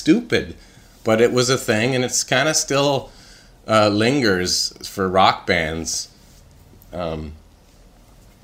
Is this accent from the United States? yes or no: no; Canada; being a Canadian artist in Canada